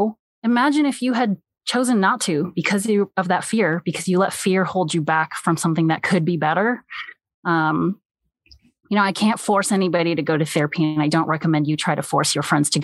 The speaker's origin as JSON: {"language": "English", "country": "United States", "also_born_or_lived": "South Korea (parents)", "said": "I am Korean American and I grew up with immigrant parents who raised me the way that they were raised"}